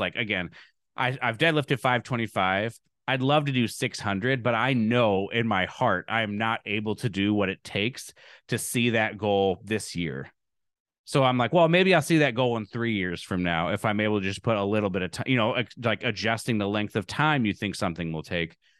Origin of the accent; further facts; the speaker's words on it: Lincoln, Nebraska, United States; also born or lived in Evanston, Illinois; now in Alabama, United States; I'm from Nebraska.